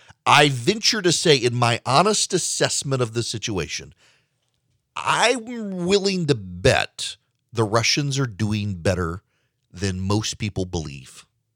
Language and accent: English; Louisiana, United States; accent: very unique accent; also born or lived in Dubai; I am from the South. I grew up in Dubai. I am half Swedish, and I'm from South Louisiana. Needless to say, I have a very unique accent.